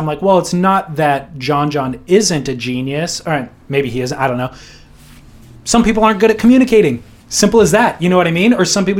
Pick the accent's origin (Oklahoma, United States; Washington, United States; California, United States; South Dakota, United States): California, United States; I'm a Californian and regular footer